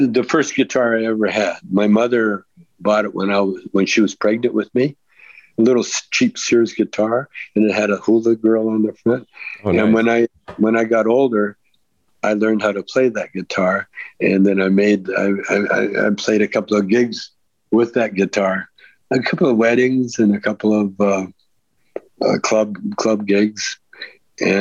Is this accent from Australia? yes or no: no; Calgary, Alberta, Canada; now in United States; I grew up in Calgary